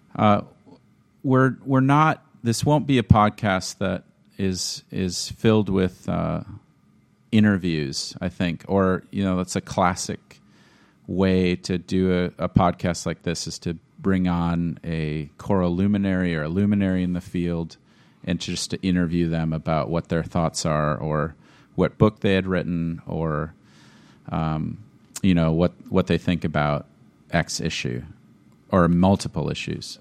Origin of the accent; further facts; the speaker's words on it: Minnesota, United States; moved away as an adult; also born or lived in Washington; now in Wisconsin, United States; growing up in Minnesota means that you were under the heavy hand of Lutheran choral tradition